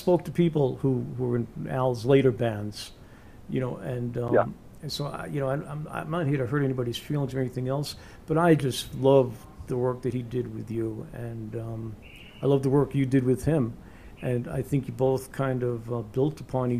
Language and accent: English; New York, United States; accent: New York; my New York accent